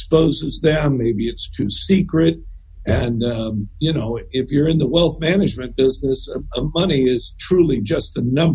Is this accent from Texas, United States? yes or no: no; Southern California, United States; moved away as an adult; also born or lived in Arcadia, California / San Francisco, California; I grew up in Southern California